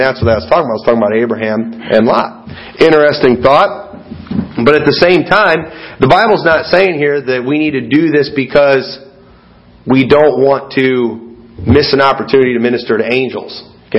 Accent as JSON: {"language": "English", "country": "United States", "also_born_or_lived": "Sterling–Rock Falls area, Illinois", "said": "As an American"}